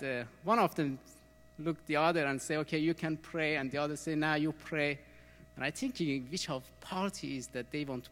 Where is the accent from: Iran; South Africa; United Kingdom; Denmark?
Iran; English is a second language; moved away as an adult; also born or lived in Austria; I was born in Iran, 1975. The time that the revolution came in my country. That was very hard time when I growing in country